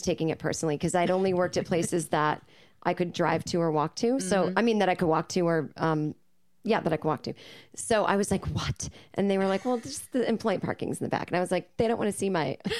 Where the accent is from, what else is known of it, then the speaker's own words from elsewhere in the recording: suburbs of Boston, Massachusetts, United States; moved away as an adult; now in Los Angeles, United States; lived with my parents in the suburbs.